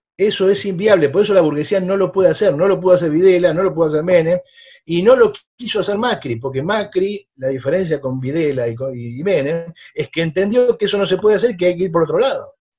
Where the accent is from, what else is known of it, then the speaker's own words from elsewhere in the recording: Argentina; yo como buena argentina